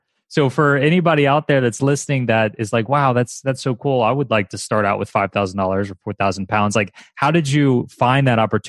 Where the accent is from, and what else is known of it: United States